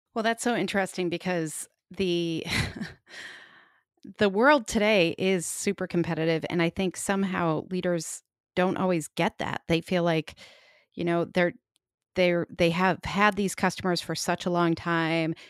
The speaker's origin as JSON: {"language": "English", "town": "Chicago", "region": "Illinois", "country": "United States", "accent": "Chicago", "said": "My Chicago accent"}